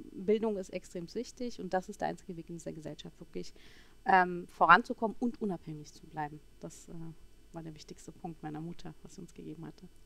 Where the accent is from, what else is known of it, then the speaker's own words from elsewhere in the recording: Berlin, Germany; ich bin eine gebürtige Berlinerin, ähm, in den 70ern geboren in Berlin und habe auch meine äh, Schul- und äh, akademische Laufbahn hier in Berlin ähm, vollzogen